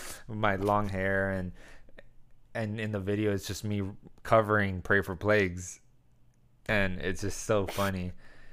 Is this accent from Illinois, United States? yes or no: no; El Centro, California, United States; also born or lived in Arizona; El Centro, in my hometown.